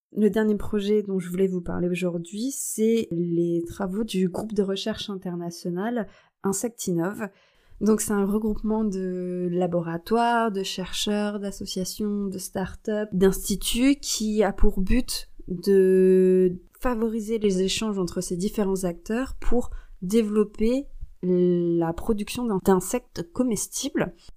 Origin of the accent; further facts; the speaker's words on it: France; chez nous en France